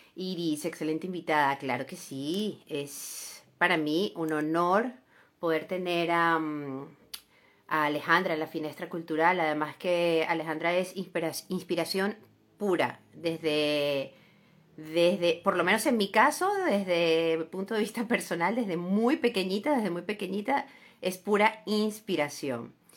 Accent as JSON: {"language": "Spanish", "town": "San Cristóbal", "region": "Táchira", "country": "Venezuela", "said": "soy de Venezuela. Eh, entonces, lo conozco, ¿no? además soy de, de, San Cristóbal, Estado Táchira, muy cerca de, la frontera"}